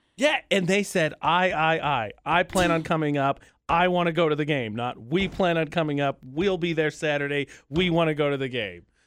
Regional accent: northern Indiana, United States; moved away; my family is from northern Indiana

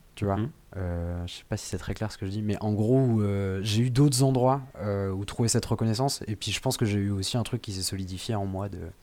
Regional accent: Le Poiré-sur-Vie, Pays de la Loire, France; la commune où j'ai grandi quand j'étais petit, c'est au Poiré Survie.

